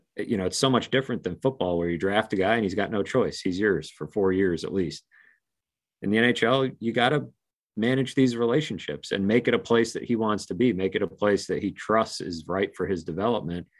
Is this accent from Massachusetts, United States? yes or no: yes; near Merrimack College, Massachusetts, United States; Merrimack College is real close to where I grew up